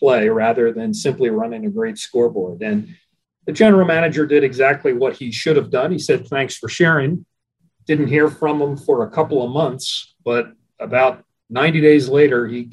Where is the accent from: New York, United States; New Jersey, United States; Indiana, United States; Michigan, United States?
New Jersey, United States; Atlantic City; also born or lived in Philadelphia area; I'm a native of Atlantic City, New Jersey. I was born and raised there